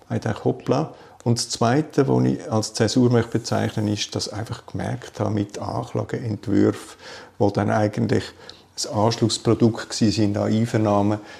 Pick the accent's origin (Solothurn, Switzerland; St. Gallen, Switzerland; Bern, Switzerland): Bern, Switzerland; War auch für mich als Berner nicht die Reise nach Zürich.